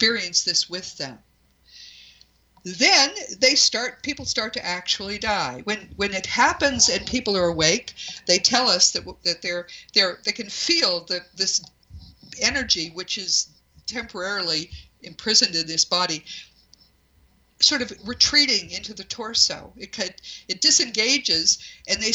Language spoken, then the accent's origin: English; New England, United States; I'm from New England